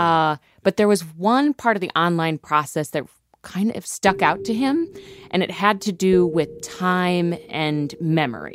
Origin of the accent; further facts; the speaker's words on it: Ohio, United States; moved away; I'm from Ohio